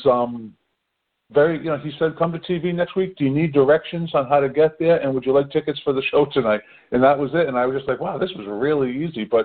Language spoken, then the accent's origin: English; New England, United States; I'm from New England